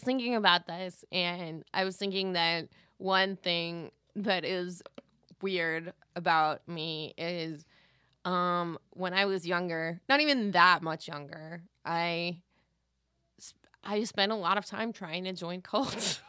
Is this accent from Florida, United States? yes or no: no; Valencia, California, United States; I grew up in Valencia.